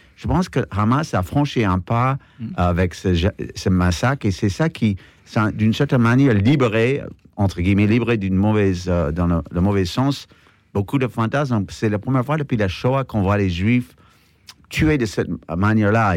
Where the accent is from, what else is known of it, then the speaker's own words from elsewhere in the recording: United States; en tant qu'Américain